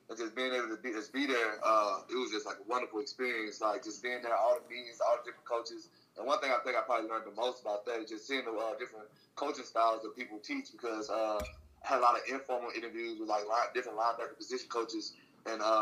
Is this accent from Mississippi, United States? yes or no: yes; Mississippi, United States; My favorite team was the Saints growing up since I'm from Mississippi.